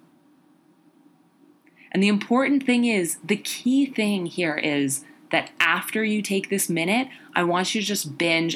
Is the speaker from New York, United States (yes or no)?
yes; New York City, New York, United States; growing up in New York City